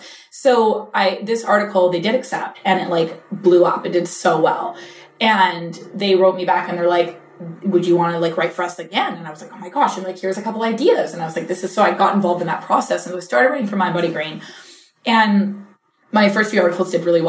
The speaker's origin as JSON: {"language": "English", "region": "British Columbia", "country": "Canada", "tie": "born or raised there", "first_language": "English", "moved": "as an adult", "lives_now": "New York, United States", "said": "I'm like born and raised in small town British Columbia"}